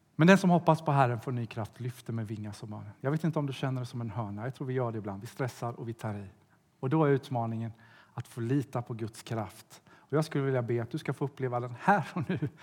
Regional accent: Sweden; Jag kommer från Sverige

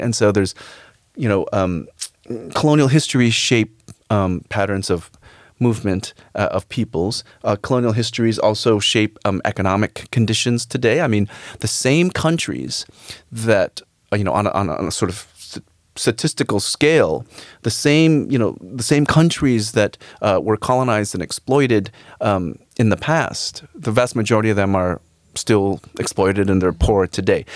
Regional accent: United States; I actually was born in in, in the United States, but my parents came from the Philippines

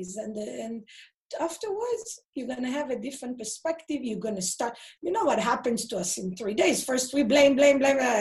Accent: Israel; moved away; I grew up in Israel.

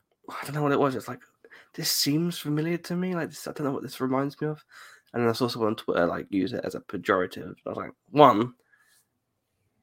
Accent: United Kingdom; I'm British

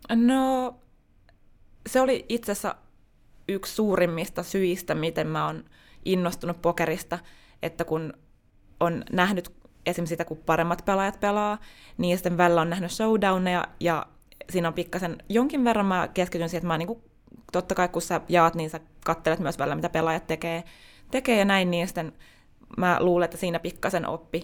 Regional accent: Tampere, Pirkanmaa, Finland; moved away as an adult; also born or lived in Espoo; now in Helsinki, Finland; olen syntynyt Tampereella ja koen vieläkin olevani tamperelainen

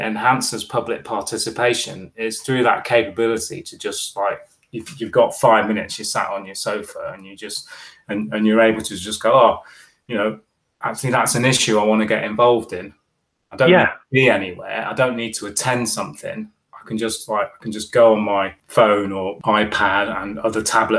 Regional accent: Bahrain; In fact, actually, I grew up in the Middle East in Bahrain, and Thursday was our last day of school.

